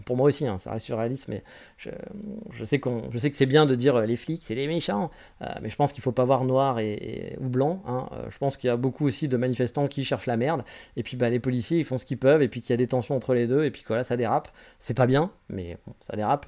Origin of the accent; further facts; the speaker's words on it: France; moved away as an adult; now in Japan; je suis très content d'être français